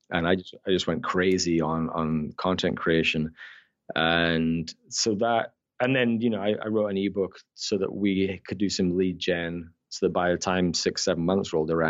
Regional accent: Scotland, United Kingdom; accent: Scottish Canadian; also born or lived in Newcastle upon Tyne, England; born in the north of England. Uh, I'm a Geordie, Newcastle, but I moved to Scotland when I was ten. Yes. And so I then thing is because I acquired a Scottish accent.

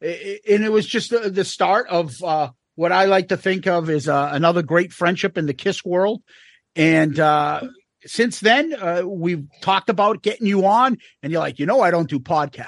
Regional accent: Boston, Massachusetts, United States; accent: Boston; And Jericho was trying to mock my Boston accent.

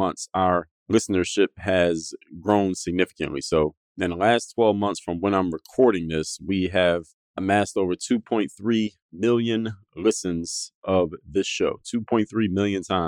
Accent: Philadelphia, Pennsylvania, United States; moved away as an adult; now in Miami, United States; I come from Philadelphia, born and raised.

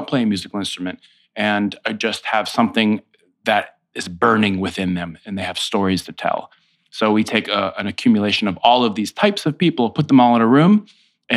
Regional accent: Foxborough, Massachusetts, United States; moved away as an adult; also born or lived in Amherst, Massachusetts; now in New York City, United States; I grew up in Foxborough, Massachusetts

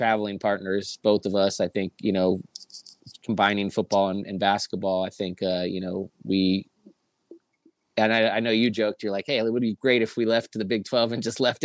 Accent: Southern California, United States; moved away; growing up in Southern California

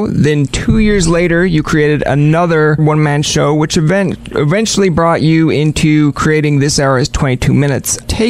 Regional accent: St. John's, Newfoundland and Labrador, Canada; we're both from St. John's, Newfoundland.

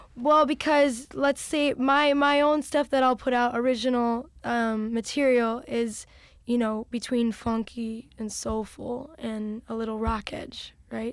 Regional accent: Chicago, Illinois, United States; I was from Chicago

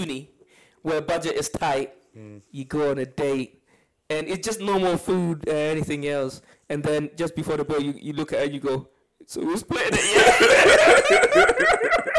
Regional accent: Ghana; when I was growing up in Ghana

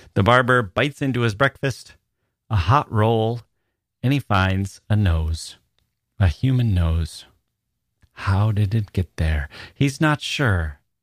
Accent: Wisconsin, United States; moved away as an adult; also born or lived in Chicago / Italy / Taiwan; I was from Wisconsin

